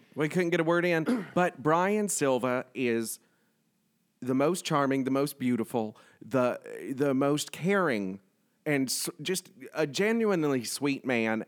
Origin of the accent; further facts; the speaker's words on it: the South, United States; I grew up in the South